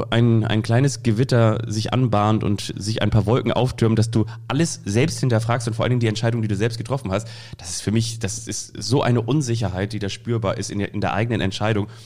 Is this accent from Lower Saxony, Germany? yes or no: no; Kiel, Schleswig-Holstein, Germany; In Kiel, da wo ich aufgewachsen bin, da war das so